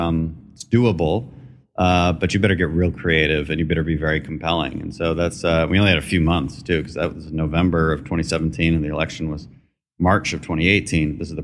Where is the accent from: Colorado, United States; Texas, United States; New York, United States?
Texas, United States; Houston; also born or lived in Aberdeen, Scotland; I grew up in Houston, although I wasn't born here. I was born in Aberdeen, Scotland.